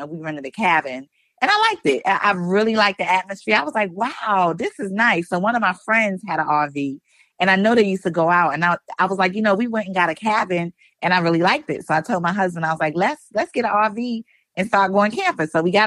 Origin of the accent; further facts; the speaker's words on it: New York City, New York, United States; moved away as an adult; now in Virginia, United States; I'm originally from Brooklyn, East New York, like really city girl